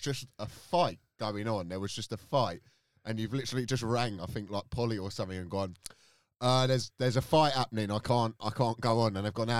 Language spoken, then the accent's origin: English; London, United Kingdom; because I'm actually from Ladbroke Road.